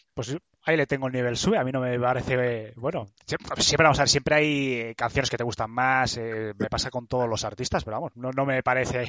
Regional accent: Burgos, Castile and León, Spain; en Burgos, que es de donde soy

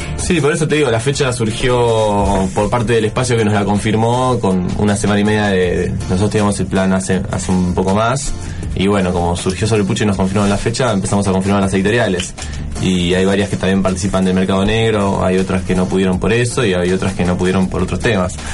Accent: Buenos Aires, Argentina; siendo porteño

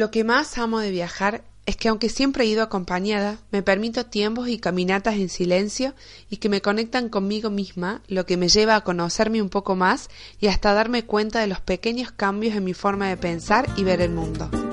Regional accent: Argentina; mi país, Argentina

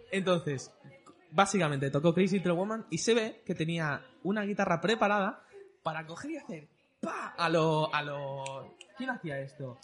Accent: Mallorca, Balearic Islands, Spain; also born or lived in Bordeaux; nací en Bordeos, pero básicamente me he criado aquí en Mallorca

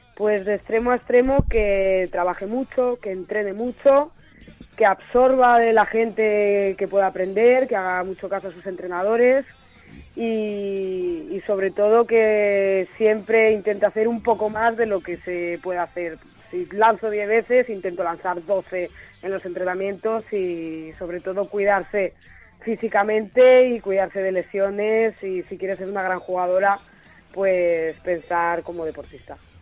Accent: León, Castile and León, Spain; moved away as an adult

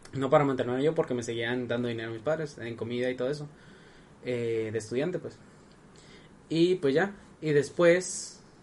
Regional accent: Sinaloa, Mexico; yo soy de Sinaloa

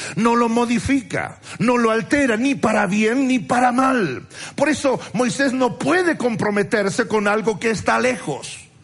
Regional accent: Argentina; soy argentino

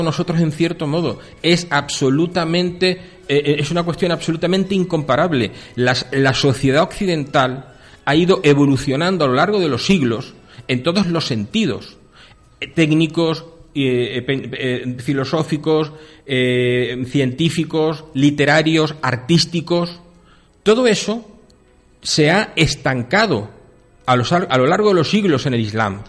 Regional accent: Ceuta, Spain; moved away; yo nací en Ceuta y conozco el Príncipe y Jadú desde que me salieron los dientes

